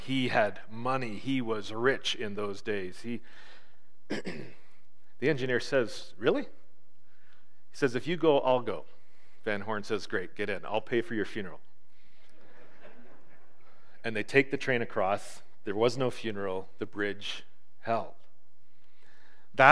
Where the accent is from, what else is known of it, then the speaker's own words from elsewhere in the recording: Marathon, Ontario, Canada; When I grew up in Marathon, kitty corner, almost right across from our house, was a street, a crescent.